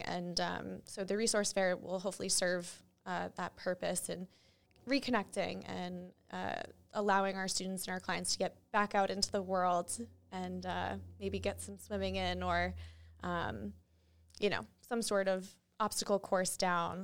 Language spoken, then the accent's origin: English; New Hampshire, United States; moved away; also born or lived in Springfield; I grew up in New Hampshire